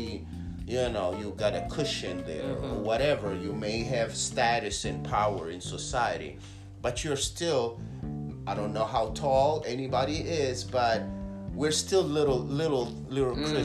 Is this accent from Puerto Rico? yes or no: no; Italy; now in United States; I grew up in Italy, so it was a different experience. It was the Catholic Church. Then I moved to the United States